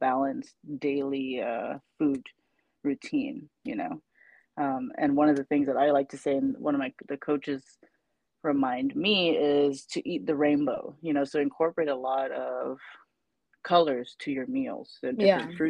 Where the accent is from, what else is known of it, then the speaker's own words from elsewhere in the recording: Saipan, Northern Mariana Islands; moved away; I'm originally from Saipan